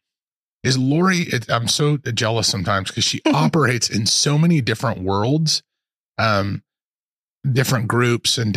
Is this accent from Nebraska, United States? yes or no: no; Post Falls, Idaho, United States; moved away as an adult; now in Texas, United States; Real Life Ministries in Post Falls was our home. It's where I was born. I was born and raised